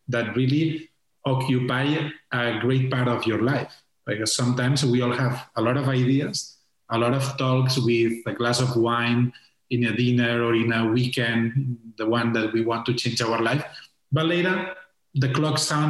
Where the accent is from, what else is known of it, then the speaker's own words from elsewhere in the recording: Tarragona, Catalonia, Spain; English is a second language; moved away as an adult; also born or lived in Barcelona; I'm in Tarragona, where is my hometown.